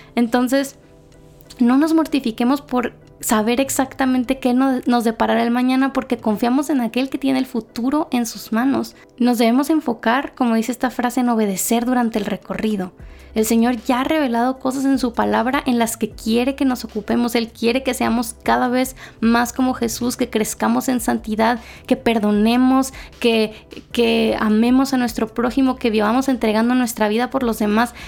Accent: Mexico; moved away as an adult; now in Guatemala; yo ahora soy mexicana, pero vivo en Guatemala

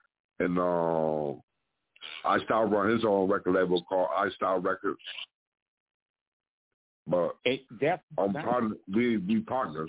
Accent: Lansing, Michigan, United States; also born or lived in Blytheville, Arkansas; I was born in Blytheville, Arkansas, but I was raised in Lansing, held town to the core.

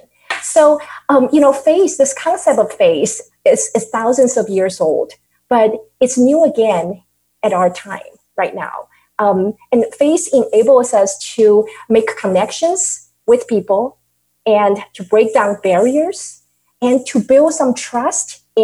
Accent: Taiwan; now in United States; I grew up in Taiwan, that I was emerged with all the Asian culture

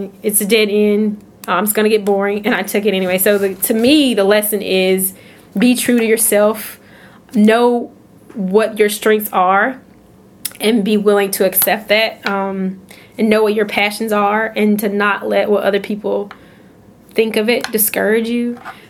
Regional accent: North Carolina, United States; I'm from North Carolina. I wanted to come to grad school in North Carolina.

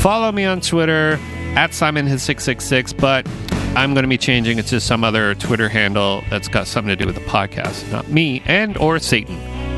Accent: Canada; also born or lived in Portsmouth, England; I as a Canadian

